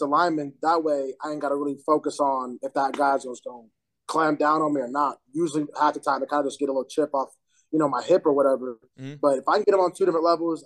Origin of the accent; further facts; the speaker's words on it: Oklahoma, United States; moved away as an adult; also born or lived in Missouri; now in South Dakota, United States; I'm from Missouri, but was raised in Oklahoma a lot of my life